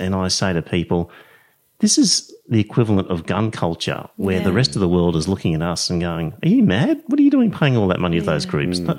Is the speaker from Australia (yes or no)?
yes; Australia; I said, no, I'm Aussie.